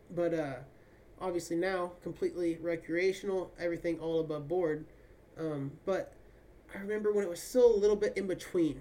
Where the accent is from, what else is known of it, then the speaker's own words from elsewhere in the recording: Kansas, United States; moved away as an adult; now in California, United States; growing up in Kansas